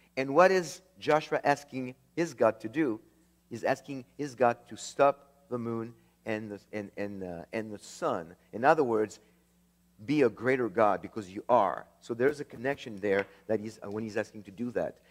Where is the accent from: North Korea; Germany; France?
France; moved away; I was born in France